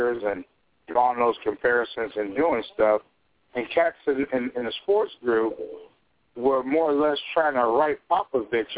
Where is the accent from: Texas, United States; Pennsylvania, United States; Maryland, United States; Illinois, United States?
Illinois, United States; Chicago; my hometown